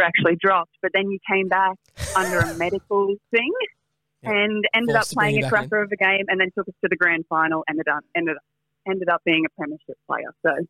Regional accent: Brisbane, Queensland, Australia; I'm from Brisbane.

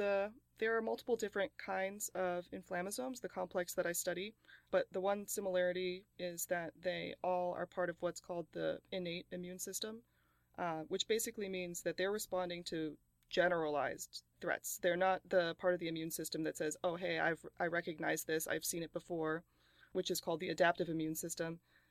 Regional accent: Wisconsin, United States; born there; also born or lived in New Jersey; I was born in Wisconsin, and then my family lived in New Jersey for several years before I went to Temple.

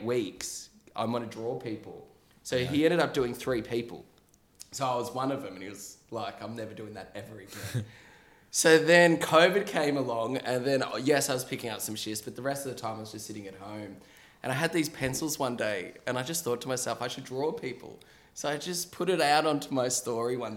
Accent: Melbourne, Victoria, Australia; we're from Melbourne

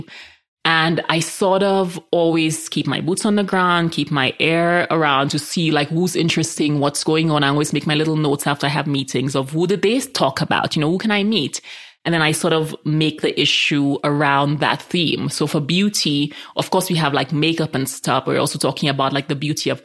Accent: St. Lucia; also born or lived in New York / San Francisco; now in Colorado, United States; I grew up in the Caribbean where we're all mixed up, majority black

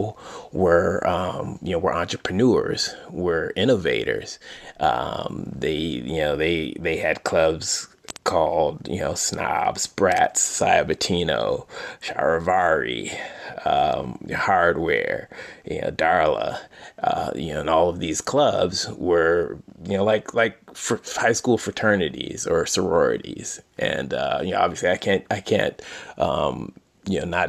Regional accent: Detroit, Michigan, United States; growing up in Detroit. As a kid in Detroit

